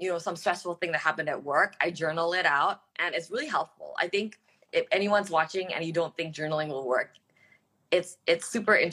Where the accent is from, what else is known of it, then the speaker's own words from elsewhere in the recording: Singapore; also born or lived in Australia / United States; now in Jakarta, Indonesia; I grew up overseas. I grew up in Singapore and in Australia, and I went to school in the U.S. And you know, um, Jakarta is the longest city I've lived in, right?